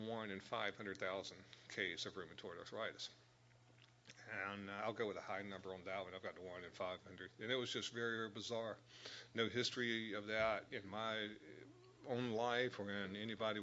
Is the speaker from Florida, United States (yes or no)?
no; Raleigh, North Carolina, United States; moved away as an adult; also born or lived in Los Angeles, United States / Dallas, United States / Washington, D.C., United States; we grew up in the North Carolina area, in the Raleigh area.